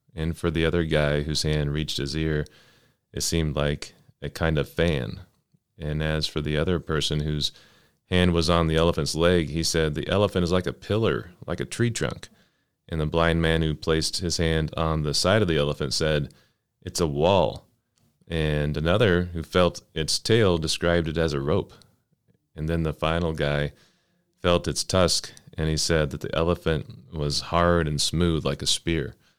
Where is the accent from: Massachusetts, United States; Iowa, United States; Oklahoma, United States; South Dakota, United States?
Oklahoma, United States; Oklahoma City; now in Cleveland, United States; I'm from Oklahoma City. Uh, my family is in Oklahoma City